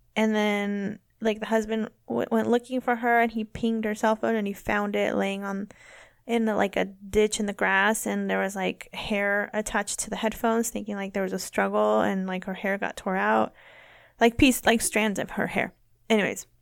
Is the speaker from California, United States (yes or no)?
yes; near Woodland, California, United States; Woodland, which is, like, near my hometown.